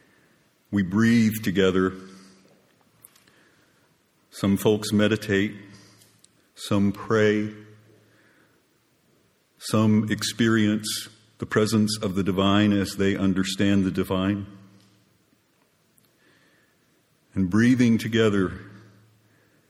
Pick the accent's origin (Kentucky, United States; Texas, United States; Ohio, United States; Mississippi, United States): Texas, United States; Groves; now in Austin, United States; I'm from Groves, Texas